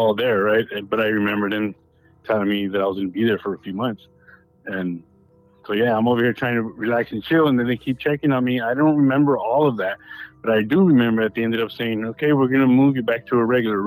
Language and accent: English; Baldwin Park, California, United States; also born or lived in West Covina; we ended up going to that church when I grew up in Ballin Park